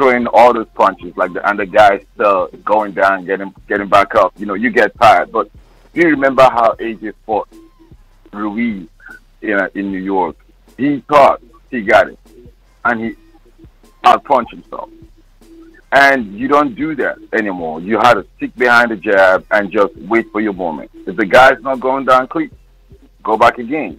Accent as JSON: {"language": "English", "country": "Nigeria", "moved": "yes", "lives_now": "Baltimore, United States", "said": "I'm from Nigeria"}